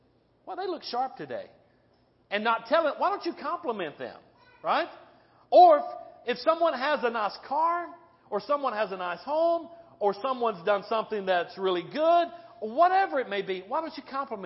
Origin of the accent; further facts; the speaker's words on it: North Carolina, United States; now in Midwest, United States; I'm from North Carolina. Okay? I'm from the South.